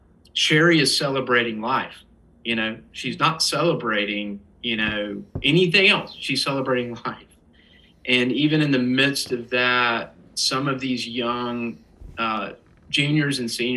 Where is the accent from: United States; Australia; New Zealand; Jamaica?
United States; the South; it's not just growing up in the South